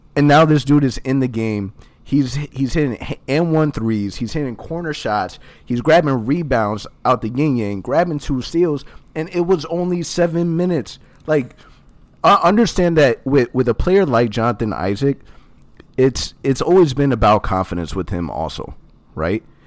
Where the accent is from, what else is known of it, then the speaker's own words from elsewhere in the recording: Orlando, Florida, United States; I have born and raised in Orlando.